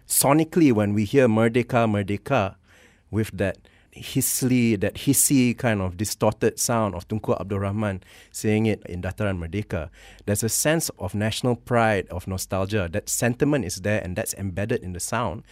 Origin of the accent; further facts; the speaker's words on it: Malaysia; also born or lived in Canada; my identity as a Malay, as a Malaysian, as also someone of mixed parentage